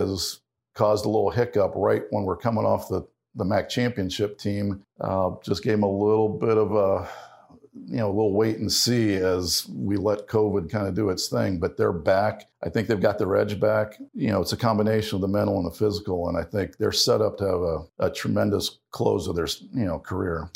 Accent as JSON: {"language": "English", "region": "Ohio", "country": "United States", "tie": "born or raised there", "said": "growing up in Ohio"}